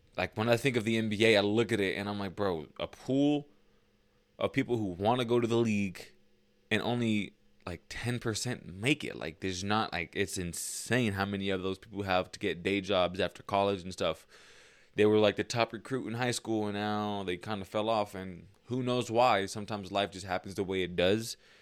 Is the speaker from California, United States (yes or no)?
yes; Lancaster, California, United States; also born or lived in Lake Los Angeles, California; I moved from Lake L A to Lancaster